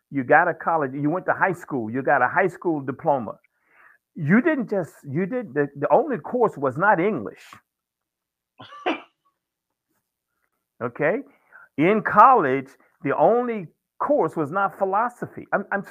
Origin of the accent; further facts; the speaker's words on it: Virginia, United States; growing up in the South in Virginia